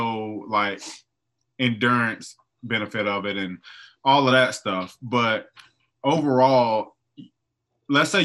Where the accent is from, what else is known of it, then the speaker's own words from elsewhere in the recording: the South, United States; I'm from the South.